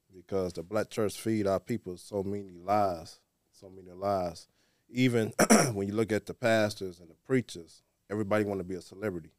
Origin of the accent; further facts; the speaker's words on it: Muskegon Heights, Michigan, United States; now in Detroit, United States; I'm originally from Muskegon Heights